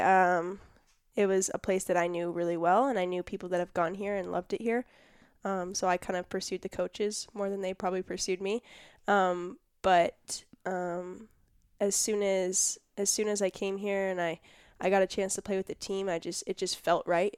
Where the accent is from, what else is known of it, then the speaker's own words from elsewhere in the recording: Irvine, California, United States; born and raised in Irvine, California.